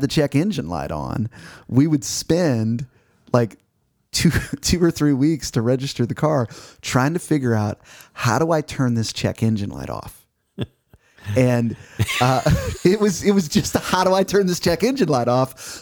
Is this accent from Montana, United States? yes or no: no; Missouri, United States; now in Arkansas, United States; Growing up in Missouri